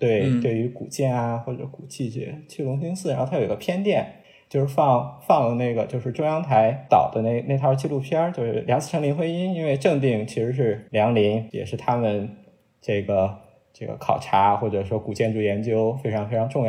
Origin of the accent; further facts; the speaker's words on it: Qingdao, Shandong, China; 我觉得呃都有吧，就是咱都是青岛人嘛。然后我其实从小对青岛的就是呃德战日战时期的那些建筑啊、历史啊，都还是挺感兴趣的。